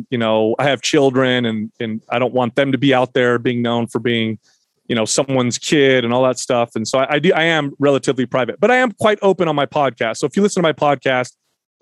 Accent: United States; I was born in the States

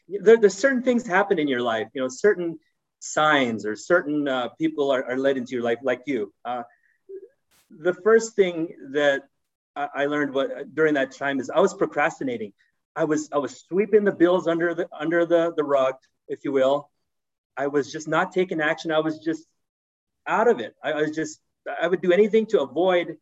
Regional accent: Oakland, California, United States; I was born in Oakland, California, humble beginnings

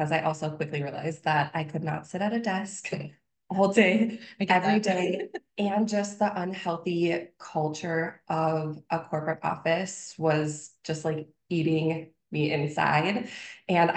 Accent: Minnesota, United States; also born or lived in Wisconsin; born and raised in Minnesota. So I am not far from my hometown

